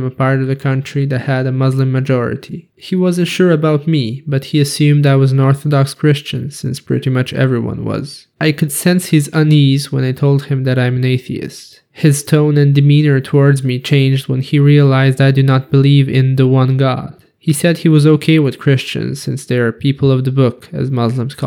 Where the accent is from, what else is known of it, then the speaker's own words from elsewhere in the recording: Belgrade, Serbia; my hometown, Belgrade